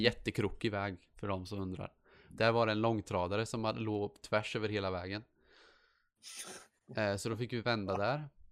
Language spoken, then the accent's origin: Swedish; Sweden; jag är svensk